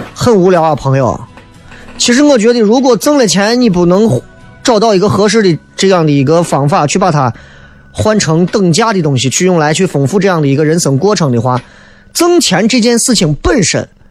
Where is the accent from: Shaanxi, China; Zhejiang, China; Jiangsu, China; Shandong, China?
Shaanxi, China; Xi'an; 我说我是西安人啊